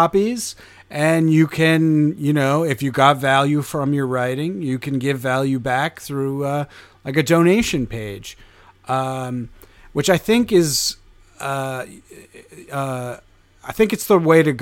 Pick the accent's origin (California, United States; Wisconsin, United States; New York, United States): New York, United States; upstate; now in New York City, United States; I'm from upstate New York, and now I've been in New York City for, almost a decade